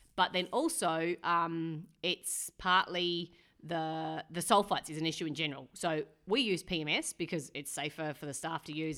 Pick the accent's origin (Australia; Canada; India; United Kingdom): Australia; McLaren Vale, South Australia; moved away as an adult; also born or lived in Clare, South Australia; now in New Zealand; I'm from McLaren Vale, mm-hmm. um, in South Australia